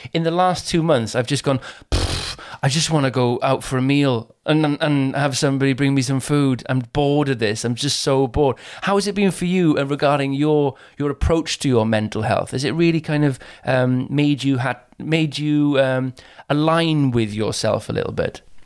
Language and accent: English; Caerphilly, Wales, United Kingdom; I come from Caerphilly in South Wales